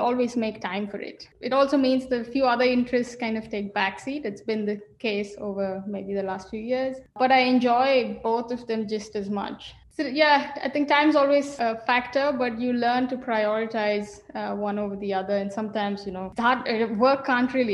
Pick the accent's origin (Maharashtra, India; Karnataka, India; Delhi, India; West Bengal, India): Karnataka, India; Bangalore; now in Germany; Growing up in India, so I'm from a city called Bangalore, which is in the south of India.